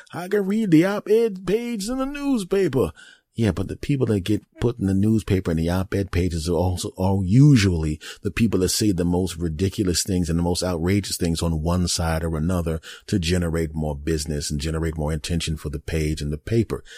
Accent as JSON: {"language": "English", "country": "United States", "said": "the great old U S A, my home country"}